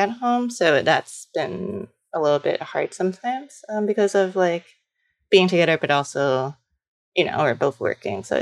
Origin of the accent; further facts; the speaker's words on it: New York City, New York, United States; also born or lived in Los Angeles; I'm from New York City, but I lived in LA after college